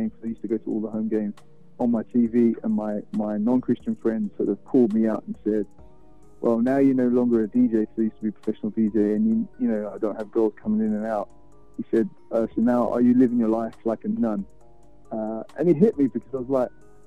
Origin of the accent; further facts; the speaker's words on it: London, United Kingdom; moved away as an adult; now in Houston, United States; I'm from London, born and raised